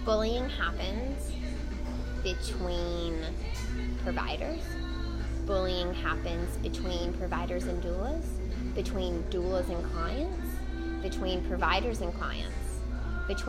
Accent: Mississippi, United States; moved away; I'm from Mississippi, and so a lot of my friends are down south

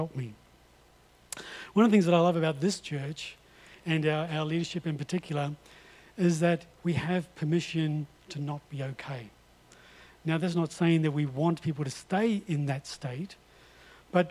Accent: North Island, New Zealand; I come from the North Island

